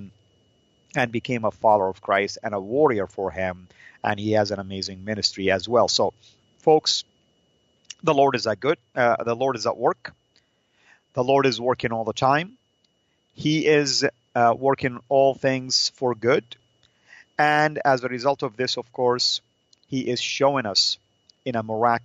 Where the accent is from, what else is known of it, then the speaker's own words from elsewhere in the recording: Saudi Arabia; moved away; my traditional dress, the Saudi dress